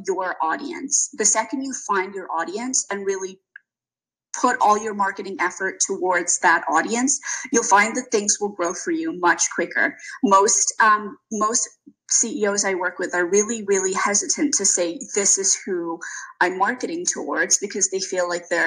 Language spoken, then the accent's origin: English; South Africa; Being South African